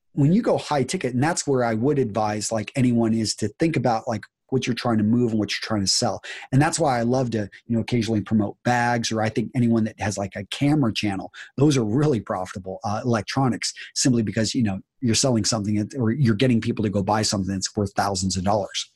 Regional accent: Wisconsin, United States; we're both from Wisconsin

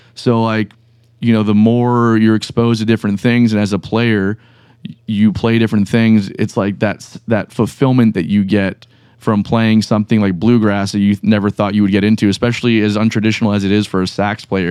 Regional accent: Broward County, South Florida, United States; first language Spanish; English is a second language; also born or lived in Miami; now in Jacksonville, United States; we moved to Broward County when I was very young.

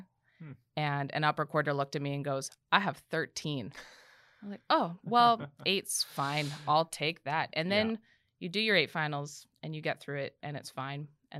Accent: Canada; especially as a Canadian.

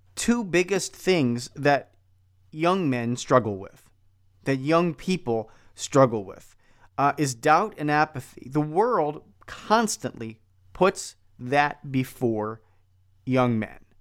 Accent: Philadelphia, Pennsylvania, United States; now in Milwaukee, United States; I grew up in Philadelphia

